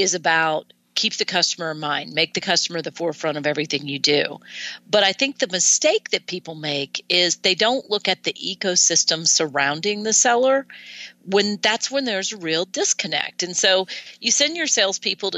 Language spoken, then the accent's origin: English; Washington, District of Columbia, United States; I grew up in Washington, D.C., right outside Washington, D.C.